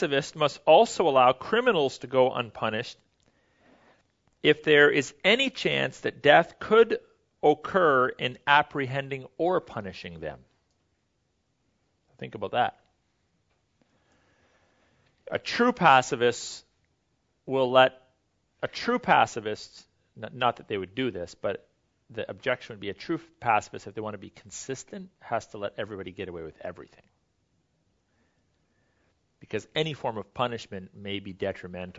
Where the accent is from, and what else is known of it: Canada